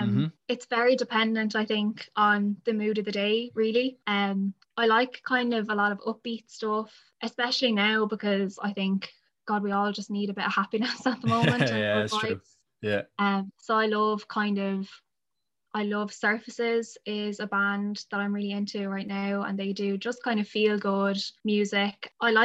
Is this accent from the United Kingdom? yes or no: no; Adamstown, Leinster, Ireland; now in Wellingtonbridge, Ireland; I'm from in and around Wellington Bridge is where I live now. I grew up in Adamstown.